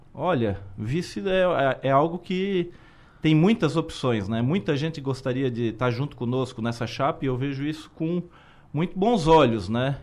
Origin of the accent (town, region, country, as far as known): Criciúma, Santa Catarina, Brazil